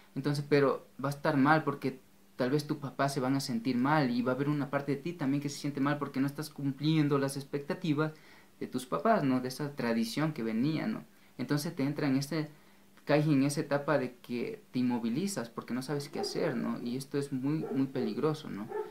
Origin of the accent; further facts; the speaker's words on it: Ecuador; en mi país, Ecuador